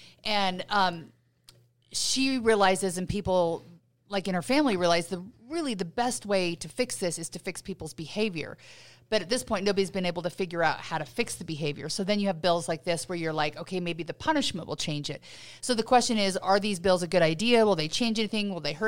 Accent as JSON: {"language": "English", "region": "Utah", "country": "United States", "tie": "born or raised there", "said": "When I grew up here in Utah, you just got your driver's license"}